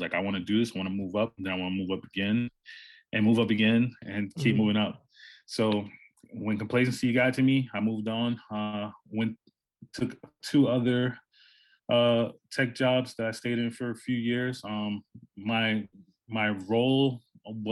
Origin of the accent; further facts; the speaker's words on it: New York City, New York, United States; I'm from New York City. I grew up in Harlem